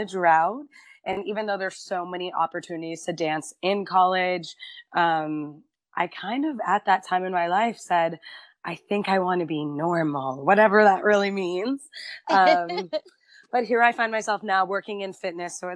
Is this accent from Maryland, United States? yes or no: no; Quincy, Massachusetts, United States; I grew up in Quincy, so it's right south of Boston